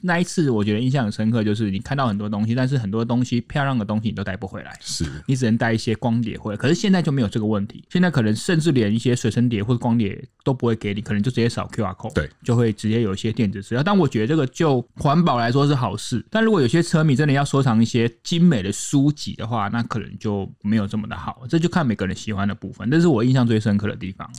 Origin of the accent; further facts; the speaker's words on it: central and southern Taiwan, Taiwan; 我不是在台北土生土长，我也不是在台北那个念书的，是。所以我很多时间都在中南部